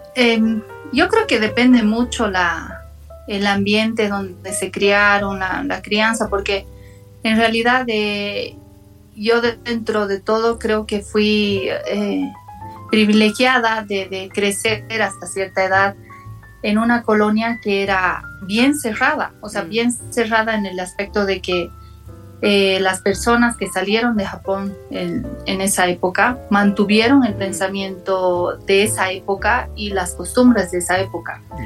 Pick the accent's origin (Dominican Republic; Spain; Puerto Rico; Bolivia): Bolivia; La Paz; also born or lived in Japan; yo tengo mis, mis, ambos padres son japoneses, entonces obviamente yo me veo como una japonesa y, siempre sentía que no encajaba mm. aquí en Bolivia